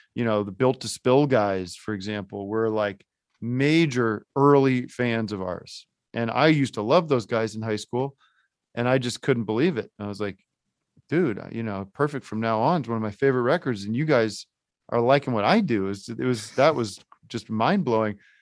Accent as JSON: {"language": "English", "town": "Allentown", "region": "Pennsylvania", "country": "United States", "tie": "born or raised there", "said": "I grew up in Allentown"}